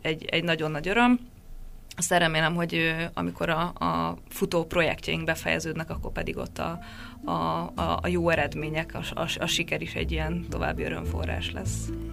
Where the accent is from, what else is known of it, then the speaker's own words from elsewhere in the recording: Hungary; moved away; én ott lehetek magyarként, helyi kollégákkal olyan kapcsolatban dolgozhatunk együtt